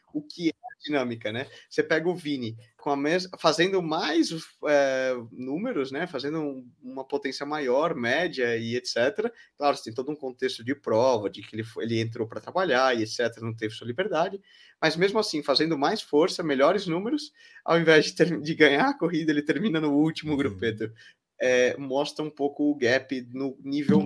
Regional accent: Brazil; now in Valencia, Spain; como brasileiro

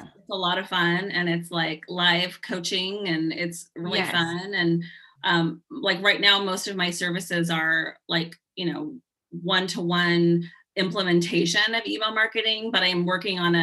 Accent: California, United States; now in Seattle, United States; I'm originally from California. My parents live in Southern California and I live in Seattle

